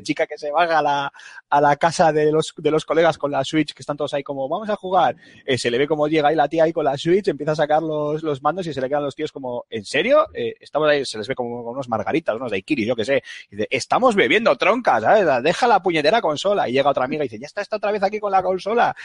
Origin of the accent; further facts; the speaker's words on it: Bilbao, Basque Country, Spain; yo soy muy de Bilbao